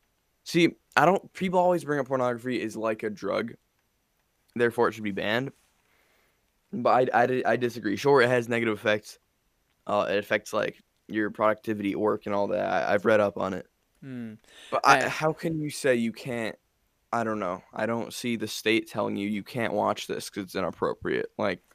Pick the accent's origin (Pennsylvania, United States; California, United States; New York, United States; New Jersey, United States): New York, United States; Upstate; I'm from New York.